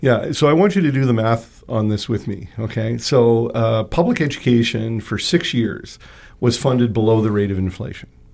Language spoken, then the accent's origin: English; Toronto, Ontario, Canada; now in Winnipeg, Canada; I'm from Toronto